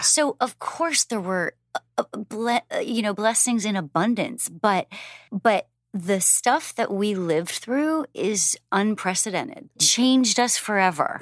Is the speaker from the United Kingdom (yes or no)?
no; Canada; now in United States; I'm Canadian and American